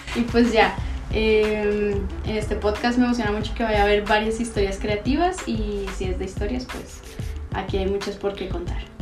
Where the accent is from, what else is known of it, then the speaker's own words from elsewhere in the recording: Bogotá, Colombia; moved away as an adult; also born or lived in Santiago, Chile; now in Guadalajara, Mexico; soy de Bogotá, Colombia